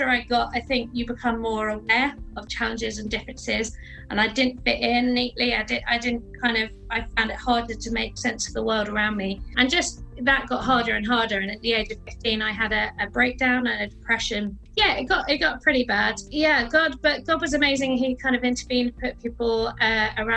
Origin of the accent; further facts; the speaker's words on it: London, United Kingdom; I grew up in South London with my family